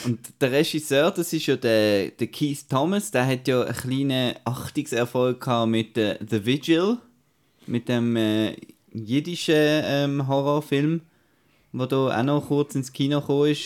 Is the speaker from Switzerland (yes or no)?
yes; Switzerland; bei uns in der Schweiz